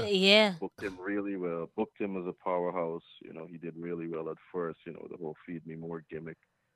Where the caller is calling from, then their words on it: Long Island, New York, United States; I'm calling from Long Island, New York.